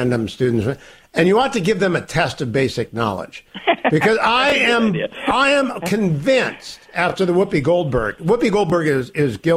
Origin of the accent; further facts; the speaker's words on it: Ohio, United States; moved away as an adult; also born or lived in California; we grew up in Ohio